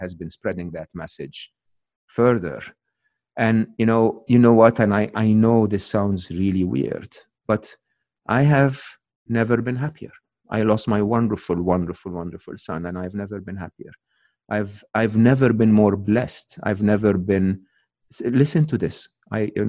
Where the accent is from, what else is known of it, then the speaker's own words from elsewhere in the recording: Egypt; English is a second language; moved away; I'm Egyptian. I'm born and raised in Egypt.